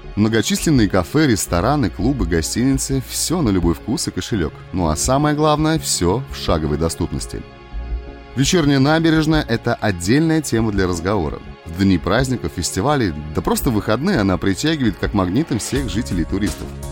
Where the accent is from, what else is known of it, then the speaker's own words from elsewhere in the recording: Astrakhan, Astrakhan Oblast, Russia; also born or lived in Krasnoyarsk-45, Krasnoyarsk Krai, Siberia; Родился я в Сибири, в городе Красноярск-45, но с двух лет проживаю в Астрахани